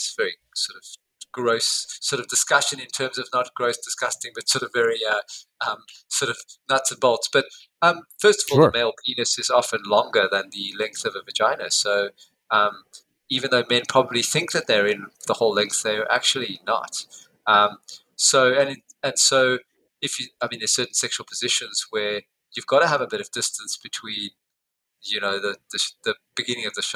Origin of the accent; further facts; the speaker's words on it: South Africa; now in Perth, Australia; I come from South Africa.